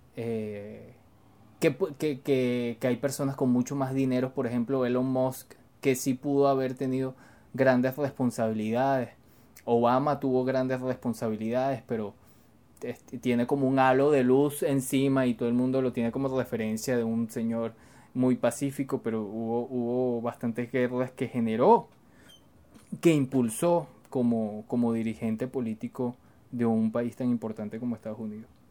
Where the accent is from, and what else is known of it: Venezuela